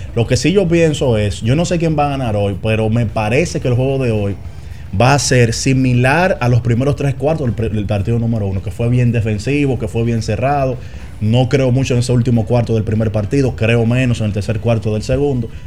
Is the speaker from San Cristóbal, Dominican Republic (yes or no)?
yes; San Cristóbal, Dominican Republic; yo soy de San Cristóbal